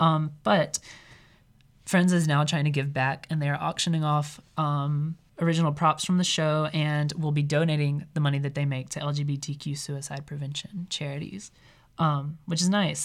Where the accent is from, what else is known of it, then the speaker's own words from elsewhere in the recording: Mississippi, United States; moved away as an adult; now in Iowa, United States; coming from Mississippi